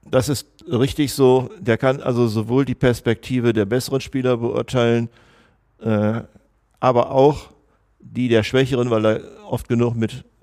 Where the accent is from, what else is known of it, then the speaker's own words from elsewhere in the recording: Münster, North Rhine-Westphalia, Germany; ich komme aus Münster.